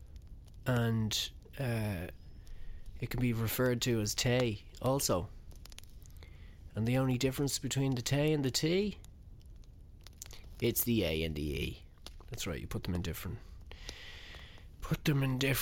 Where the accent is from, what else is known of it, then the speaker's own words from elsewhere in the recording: Ballymore Eustace, County Kildare, Ireland; also born or lived in Blessington, County Wicklow; I'm from Kildare, so it's a bit of a vexed issue. I'm technically from Ballymore Eustace